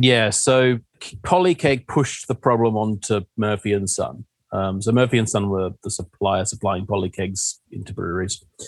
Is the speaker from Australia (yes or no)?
yes; Western Australia, Australia; moved away as an adult; now in United Kingdom; I'm from Western Australia